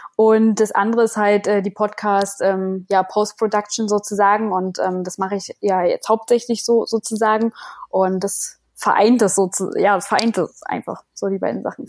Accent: Berlin, Germany; moved away; ich komme ursprünglich komme ich aus Berlin

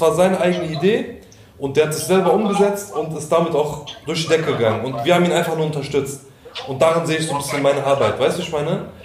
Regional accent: Offenbach, Hesse, Germany; ich bin aus Offenbach

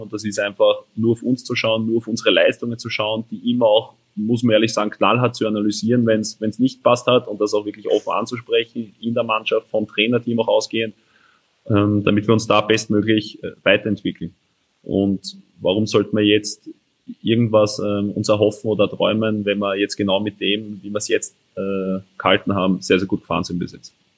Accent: Steinfeld, Lower Austria, Austria; Steinfeld bei mir daheim

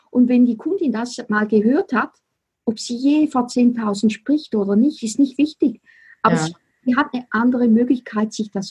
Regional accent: Switzerland; accent: Swiss German; first language Swiss German; German is a second language; für mich ist Deutschland, also Deutsch, auch eine Fremdsprache, weil meine Muttersprache ist Schweizerdeutsch.

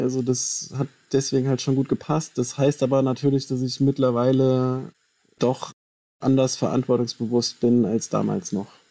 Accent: Hofheim am Taunus, Hesse, Germany; also born or lived in Wiesbaden; ich bin zwar in Wiesbaden geboren, aber bin dann in Hofheim am Taunus aufgewachsen und war da in der Schule

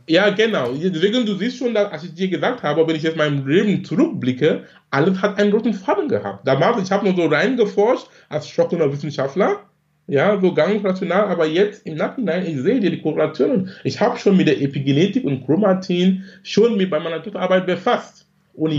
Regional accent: Cameroon; moved away as an adult; now in Germany; gebürtig komme ich aus Kamerun, lebe in Deutschland seit fast 20 Jahren. Bin damals wegen Studium gekommen

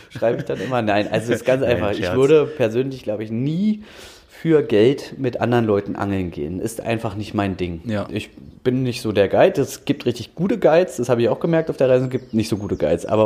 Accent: Dranske, Mecklenburg-Vorpommern, Germany; now in Berlin, Germany; ich bin in Berlin geboren, muss ich ehrlich zugeben, und war dann aber auch einige Jahre ähm, auf Rügen, bin da groß geworden. In Dranske, um genau zu sein.

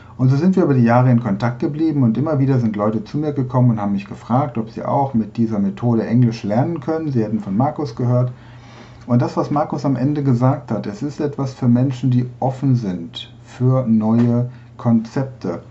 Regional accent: Bolzano, Trentino-Alto Adige, Italy; ich komme aus Bozen, Südtirol

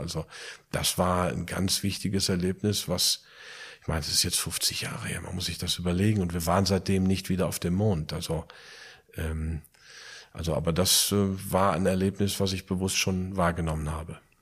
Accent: Plettenberg, North Rhine-Westphalia, Germany; also born or lived in United States; now in Eifel, Germany; Jetzt die Eifel, geboren in Plettenberg, Sauerland

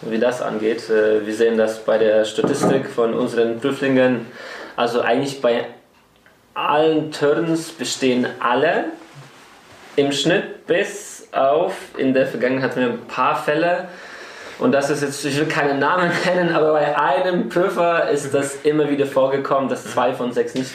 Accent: Poland; Und sonst habe ich die Scheine, die Weidensegelscheine in meiner Heimat in Polen gemacht.

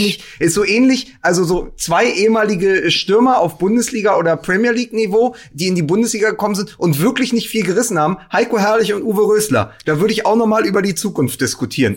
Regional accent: Berlin, Germany; als Berliner

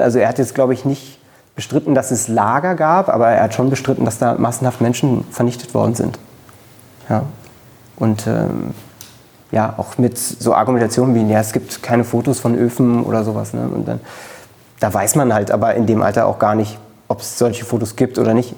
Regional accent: Berlin, Germany; Ich bin in Köpenick zur Schule gegangen. Ähm, ich bin auch äh, in Köpenick geboren

